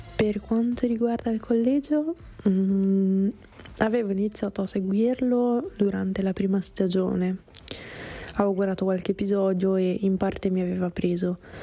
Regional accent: Monza area, Lombardy, Italy; di Monza, dalle mie parti

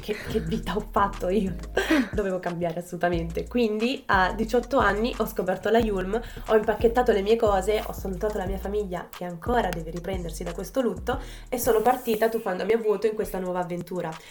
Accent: province of Naples, Campania, Italy; moved away as an adult; se non si fosse già capito dal mio accento, vengo dalla Campania. In particolare un piccolo paese in provincia di Napoli

